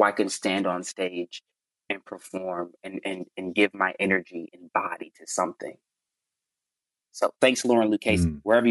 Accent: Chicago, Illinois, United States; when I was growing up in Chicago

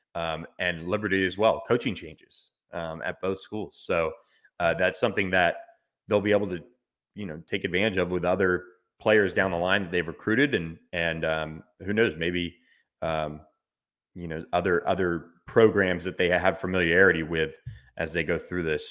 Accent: Florida, United States; that's in my home state

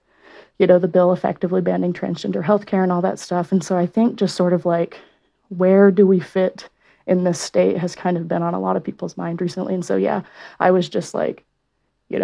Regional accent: Oklahoma, United States; now in Salt Lake City, United States; I'm from Oklahoma.

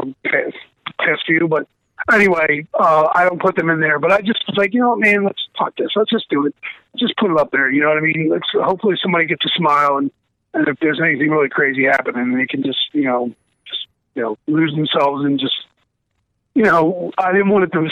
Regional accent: Baltimore, Maryland, United States; now in Florida, United States; we grew up in Baltimore, Maryland. So you know, that's a lot different than Florida

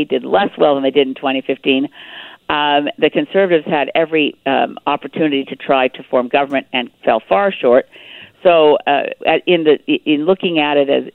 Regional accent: Canada; As a Canadian

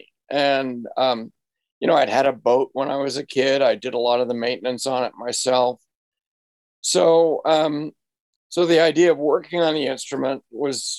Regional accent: Marblehead, Massachusetts, United States; moved away; my hometown of Marblehead, Massachusetts

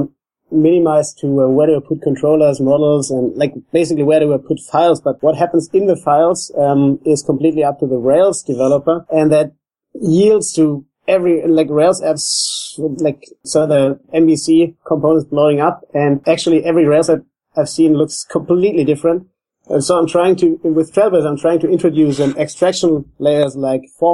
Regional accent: Germany; now in Australia; I'm from Germany

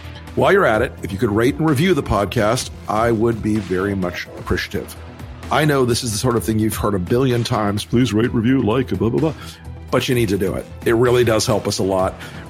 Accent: the South, United States; I'm from the South. We say that kind of thing.

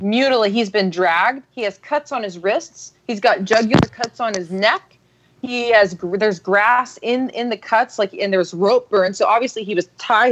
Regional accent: Austin, Texas, United States; grew up in Texas. I grew up in Austin

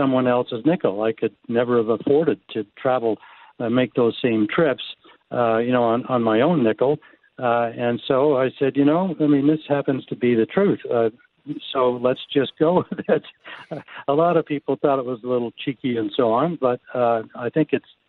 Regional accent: Winnipeg, Manitoba, Canada; my hometown, my birthplace town of Winnipeg.

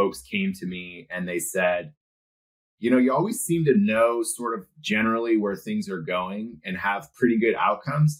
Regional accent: Silicon Valley, California, United States; I was born in the 80s and I was born in Silicon Valley

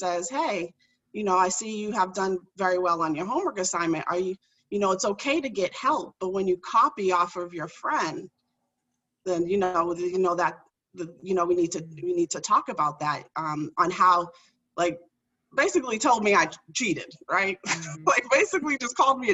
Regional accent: Boston, Massachusetts, United States; I grew up in Dorchester. So for the folks that aren't from Massachusetts, it's like a urban neighborhood in Boston

